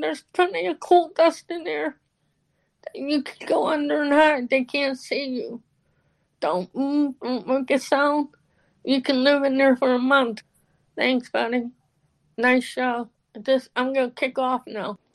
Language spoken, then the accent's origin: English; Pittsburgh, Pennsylvania, United States; I grew up in Pittsburgh on the south side